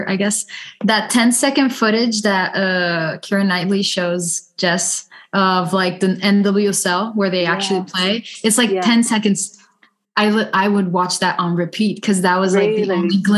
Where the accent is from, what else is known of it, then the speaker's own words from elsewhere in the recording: Italy; in Italy, it's definitely not normal, not popular for girls to play soccer. So it was so weird when my mom kind of forced me to play soccer